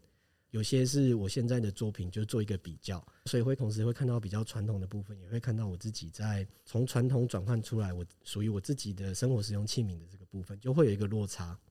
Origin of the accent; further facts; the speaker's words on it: Taiwan; also born or lived in Tainan / Taitung; 我本身是台湾人